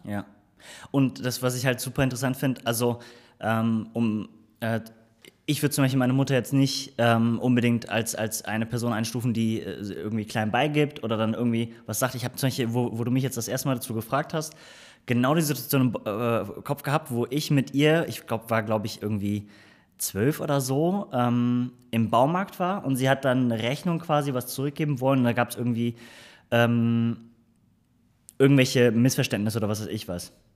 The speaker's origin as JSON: {"language": "German", "town": "Cologne", "region": "North Rhine-Westphalia", "country": "Germany", "tie": "born or raised there", "said": "ich bin gebürtiger Kölner"}